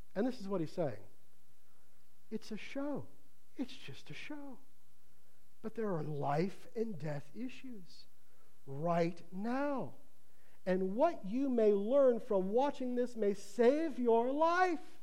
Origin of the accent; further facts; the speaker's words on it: Ohio, United States; moved away; where I grew up in Ohio